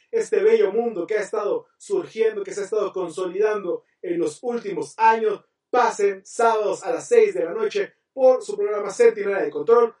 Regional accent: Mexico; como buenos mexicanos

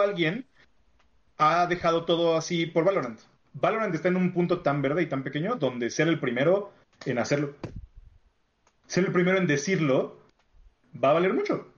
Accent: Mexico

